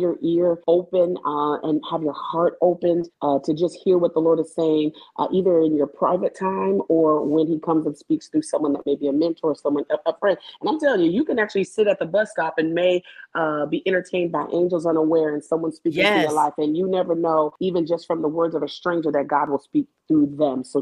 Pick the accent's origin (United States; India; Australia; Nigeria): United States; Tacoma, Washington; moved away as an adult; now in Birmingham, United States; I'm from Tacoma, Washington. It is about 30 minutes south of Seattle. But guess what? I currently live in Birmingham, Alabama